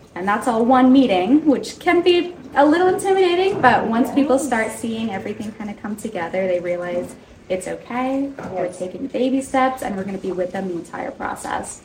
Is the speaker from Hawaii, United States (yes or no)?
no; Alamosa, Colorado, United States; also born or lived in Fort Collins, Colorado; born and raised in Alamosa, Colorado, it's a very small town.